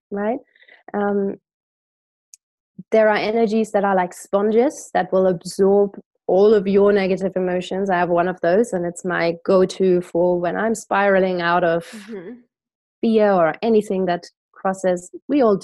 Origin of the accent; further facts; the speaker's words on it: Germany; growing up in Germany, Christmas markets